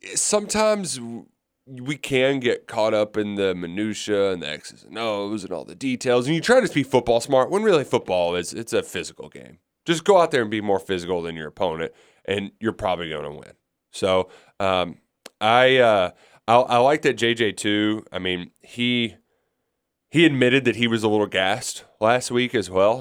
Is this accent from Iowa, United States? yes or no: no; South Florida, United States; I'm not from Jacksonville. I'm from South Florida